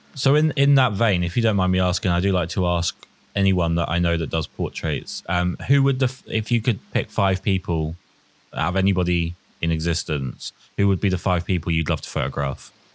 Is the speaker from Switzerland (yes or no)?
no; United Kingdom; typically British, where we're all quite reserved and pessimistic